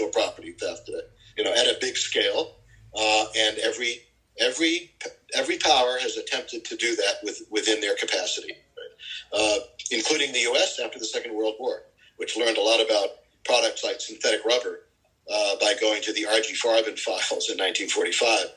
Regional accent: United States; just as an American

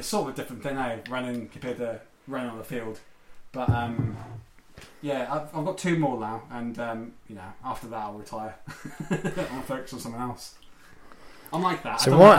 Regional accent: Wales, United Kingdom; now in New Zealand; I'm Welsh, right?

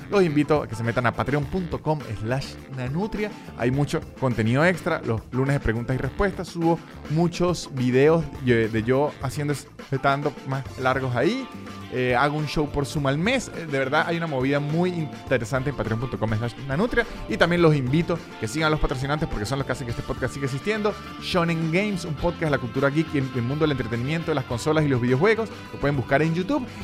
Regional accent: Venezuela; now in Argentina; Yo vengo de Venezuela

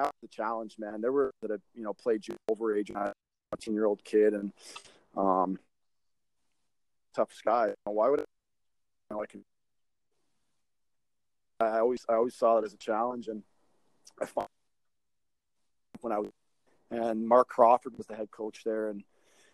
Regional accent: Toronto, Ontario, Canada; I grew up in Toronto, in the north end of the city

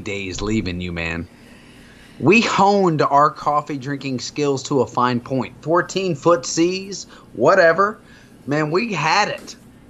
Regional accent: Arizona, United States; moved away; I grew up in Arizona. We had rocks for decoration. We didn't have grass. You had different color gravel.

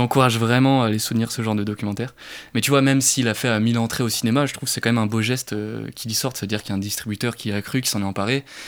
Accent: Brittany, France; je suis breton

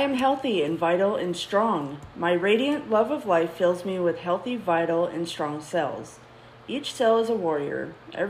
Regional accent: Minnesota, United States; now in Texas, United States; I grew up in Minnesota

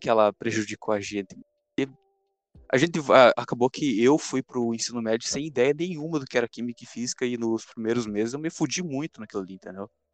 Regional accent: Rio Grande do Sul, Brazil; accent: gaúcho; Eu sou gaúcho

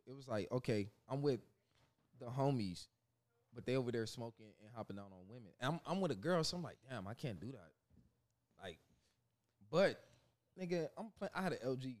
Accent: California, United States; moved away; I was from Cali

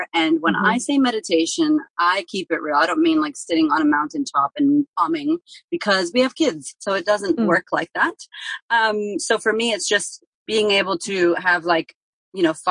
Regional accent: Framingham, Massachusetts, United States; now in Melbourne, Australia; I grew up in a place called Framingham, Massachusetts, and basically it's about 20 minutes out of Boston.

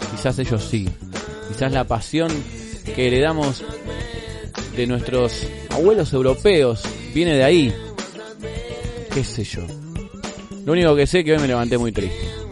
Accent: Argentina; nuestra forma de hablar. El che, boludo, siempre presente en nuestro vocabulario

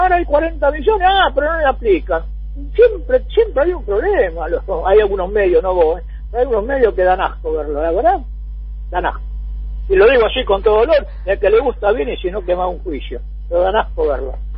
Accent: Argentina; como argentino

